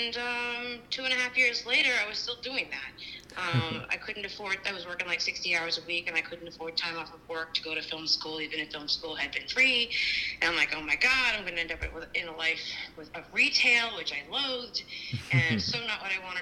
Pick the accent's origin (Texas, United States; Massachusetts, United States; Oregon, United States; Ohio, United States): Massachusetts, United States; Boston; I grew up in Boston